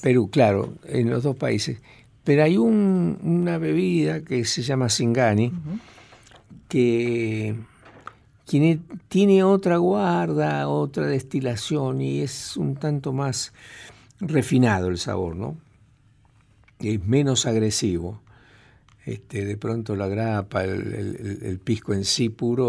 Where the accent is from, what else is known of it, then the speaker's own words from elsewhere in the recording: Tucumán, Argentina; soy de más al norte, yo soy de Tucumán